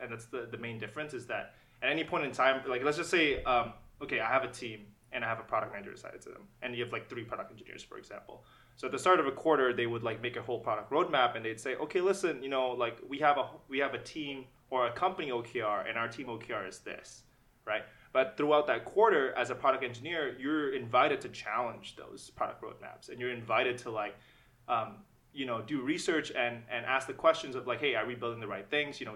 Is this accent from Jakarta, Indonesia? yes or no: yes; Jakarta, Indonesia; moved away as an adult; now in Canada; I was born in Jakarta. I was born and raised, and I stayed in Jakarta